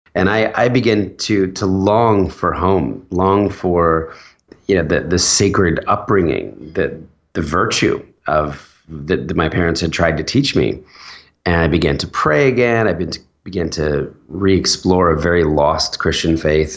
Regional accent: New Jersey, United States; also born or lived in Philadelphia; I was born in Philadelphia, and, and when I was four, my dad took a new job, uh, over in New Jersey, and he wanted to move the family

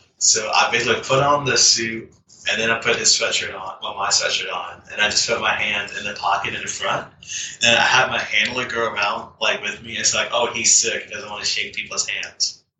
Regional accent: Durham, North Carolina, United States; the Durham Bulls, because that's my hometown, and I grew up watching that mascot since I was, like, 5, going to the Durham Bulls games.

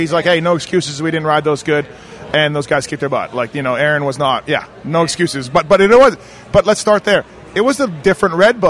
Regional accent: Canada; I'm Canadian

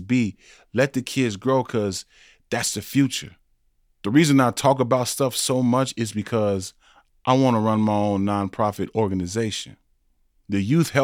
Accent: South Bend, Indiana, United States; I grew up in Indiana, South Bend, Indiana, Notre Dame

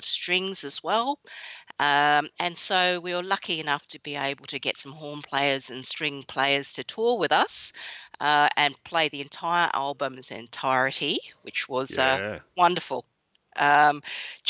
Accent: Western Australia, Australia; I grew up in Western Australia in a Chinese Australian family, and even though my parents are quite Aussie and embrace the Aussie lifestyle

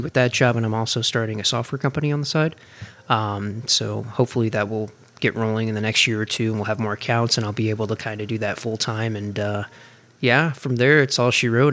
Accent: Granite City, Illinois, United States; I'm from Granite City, Illinois originally. So I grew up in a pretty blue-collar town

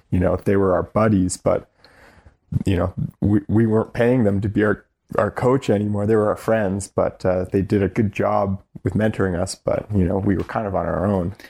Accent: North Vancouver, British Columbia, Canada; I, I was born in North Vancouver

